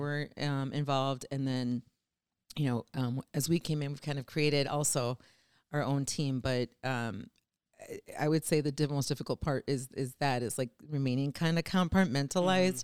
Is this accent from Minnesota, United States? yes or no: yes; Saint Paul, Minnesota, United States; born and raised in Saint Paul